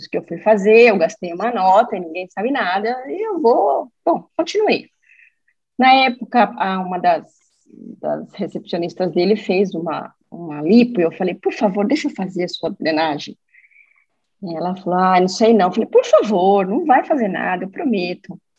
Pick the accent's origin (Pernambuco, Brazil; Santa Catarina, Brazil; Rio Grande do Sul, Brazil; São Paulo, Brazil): São Paulo, Brazil; É, eu sou de São Paulo, é, trabalho com.